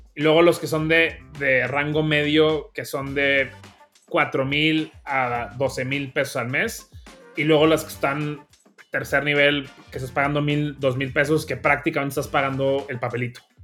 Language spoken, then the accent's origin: Spanish; Monterrey, Nuevo León, Mexico; accent: norteño; como pueden escuchar, soy regio, también norteño orgullosamente. Y realmente pues vengo de una familia bastante eh, normalita en Monterrey